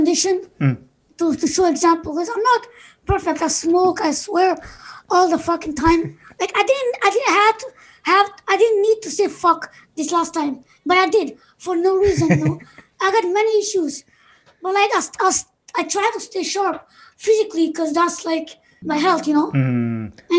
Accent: Canada; I have one younger sibling, and me and him were born here in Canada

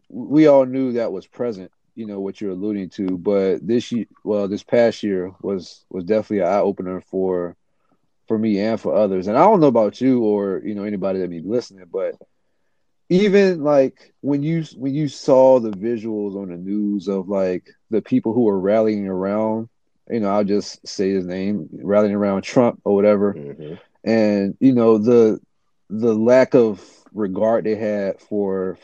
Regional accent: Portsmouth, Virginia, United States; I was born and raised in Virginia Beach area, and Portsmouth specifically.

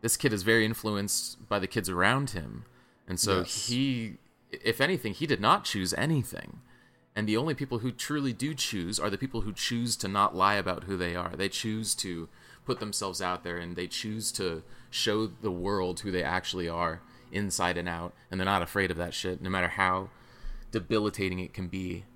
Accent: South Carolina, United States; now in Bay Area, United States; I'm from South Carolina, you know, my whole family's from over there

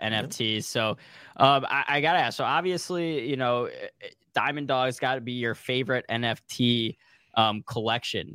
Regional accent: St. Louis, Missouri, United States; I'm actually from Saint Louis

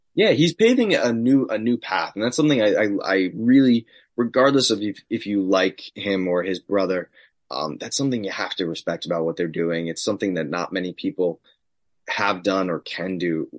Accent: Long Island, New York, United States; Creative Pro Wrestling, my academy that I trained at, both on Long Island. Grew up like 15 minutes away from it.

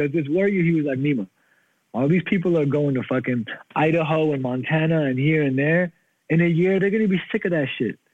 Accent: Germany; moved away as an adult; now in United States; I grew up in Germany.

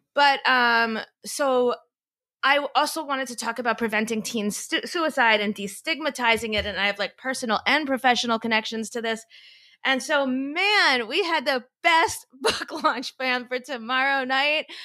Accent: Florida, United States; now in New York City, United States; I'm from Florida. We have these things called hurricanes

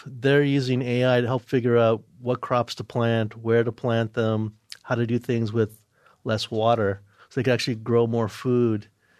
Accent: New York, United States; Where I'm originally from, New York.

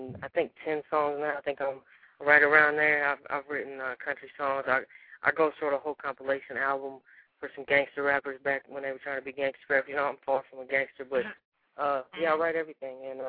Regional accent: Southern Indiana, United States; moved away; also born or lived in Louisville, Kentucky; I grew up in Southern Indiana, but I moved to Louisville, Kentucky

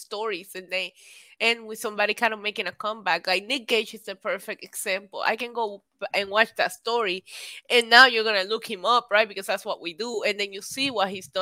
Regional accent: Puerto Rico; born or raised there; also born or lived in New York City

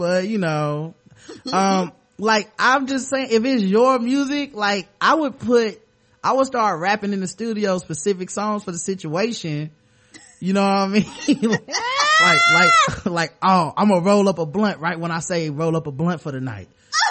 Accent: Toronto, Ontario, Canada; Anyway, I'm from Toronto, and in the summer of 08, me and my girls are chilling at a club called Government.

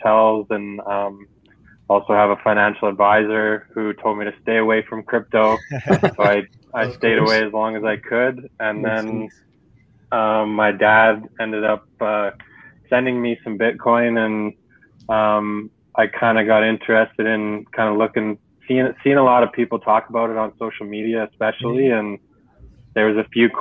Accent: Canada; I'm from Canada

